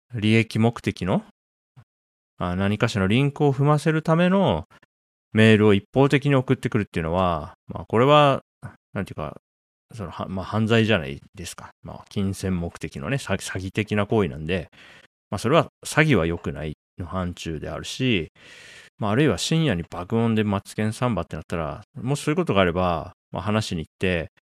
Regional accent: Japan; 僕は1983年に日本に生まれて、まあ、40年、ね、経ちましたね。

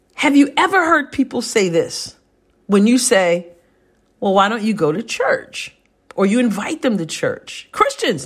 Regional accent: New York, United States; moved away as an adult; now in Southeast Missouri, United States; I'm a New Yorker, born and raised.

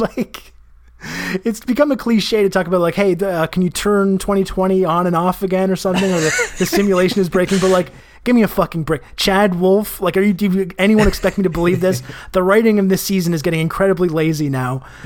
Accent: Canada; I'm Canadian

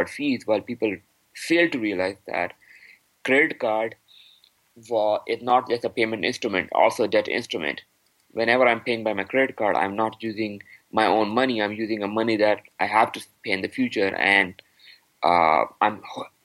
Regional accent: Pakistan; now in Canada; I am from Pakistan

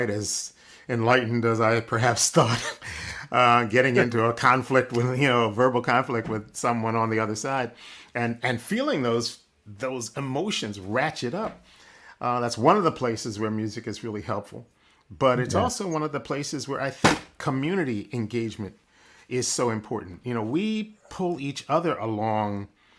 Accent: Philadelphia, Pennsylvania, United States; The Black community that I grew up in Philadelphia early on

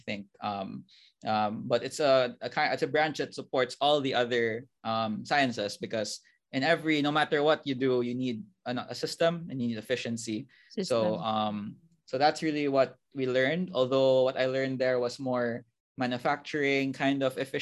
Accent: Cebu City, Central Visayas, Philippines; I'm from Cebu, born and raised here all my life

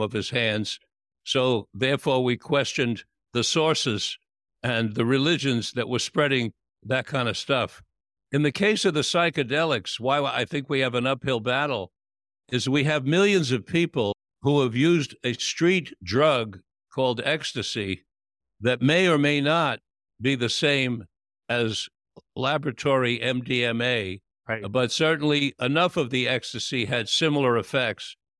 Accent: New York, United States; when I was a little boy growing up in New York

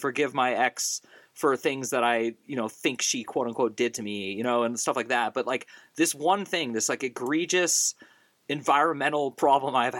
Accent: the Bay Area, California, United States; moved away; growing up in the Bay Area

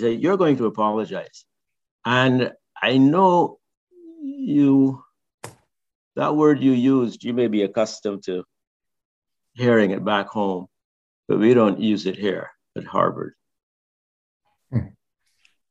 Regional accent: Barbados; moved away; When I was growing up in Barbados, I sang in the cathedral choir

